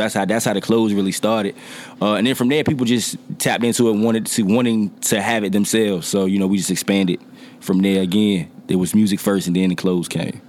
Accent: Norfolk, Virginia, United States; I am from Norfolk, Virginia. Uh, neighborhood wise, I'm from Poplar Halls.

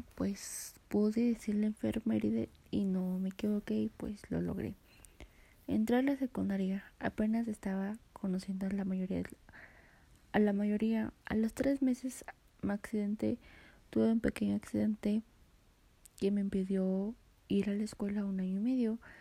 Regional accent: Mexico; Nací en Jalaclaco del año 2004

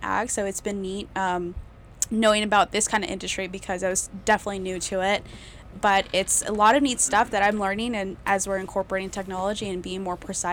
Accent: Selma, California, United States; born and raised in Selma

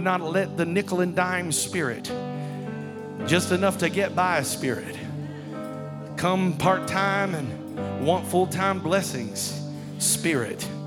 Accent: Kenmore, United States; I come from Kenmore. I come from a place that didn't have much money.

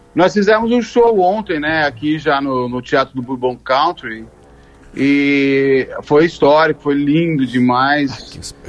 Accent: São Paulo, Brazil; eu sou nascido em São Paulo

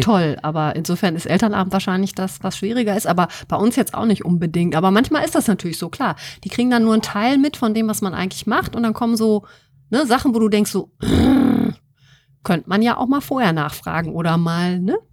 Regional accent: Wuppertal, North Rhine-Westphalia, Germany; moved away as an adult; now in Münster, Germany; ich bin in Wuppertal geboren, bin ja. dann zum Studium hier hingekommen

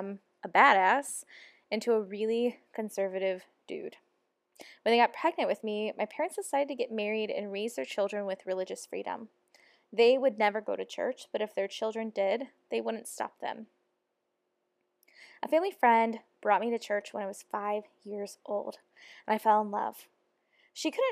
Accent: Ferguson, Missouri, United States; the church I grew up in was in Ferguson, Missouri

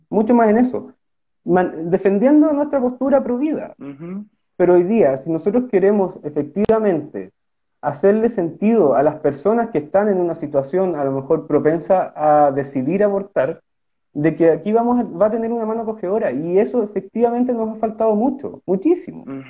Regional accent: Osorno, Los Lagos, Chile; En Osorno, que mi ciudad natal

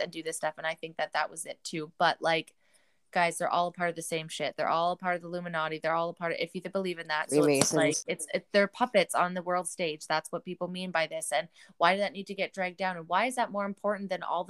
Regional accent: Canada

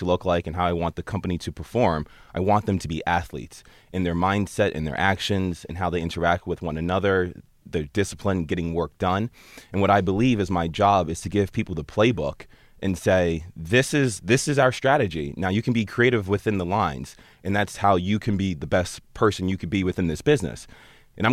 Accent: Basking Ridge, New Jersey, United States; I grew up in a town called Basking Ridge in New Jersey.

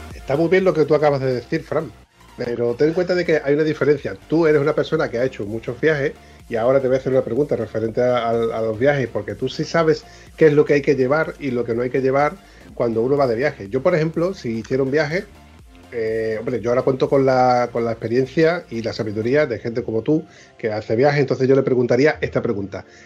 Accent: southern Spain, Spain; un sureño

